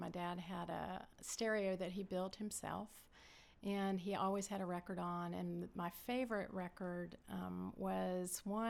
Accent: Florida, United States; also born or lived in Cincinnati / Lexington / Kissimmee / Orlando; now in Blairsville, United States; Gosh, we moved around growing up. Cincinnati, Lexington, Kissimmee, Florida, Orlando, Florida, mm-hmm. Gainesville, Florida. So mostly Florida.

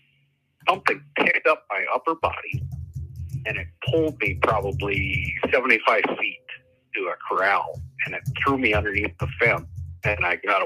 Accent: Minnesota, United States; I grew up around the Minnesota area and kind of close to the North Dakota border

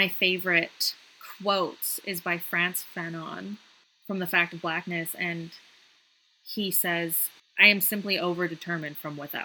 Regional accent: Canada; also born or lived in Shanghai, China; I'm Canadian. I live in Canada my whole life.

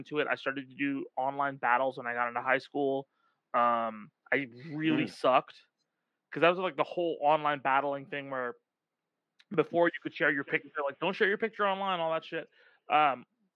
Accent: Irvine, California, United States; also born or lived in North Hollywood, California; when I grew up, I grew up in Irvine

